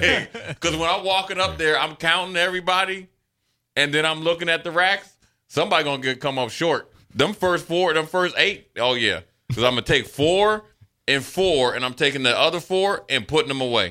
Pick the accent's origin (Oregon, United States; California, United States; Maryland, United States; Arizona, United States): Maryland, United States; Frederick; growing up in Frederick, Maryland